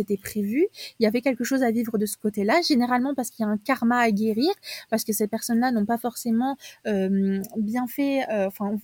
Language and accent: French; south of France, France; moi je viens du sud de la France